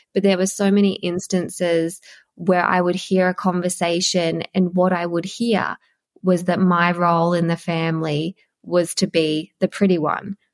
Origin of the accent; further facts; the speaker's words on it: Queensland, Australia; it was grade seven because I'm from Queensland, so grade seven was the end of primary school then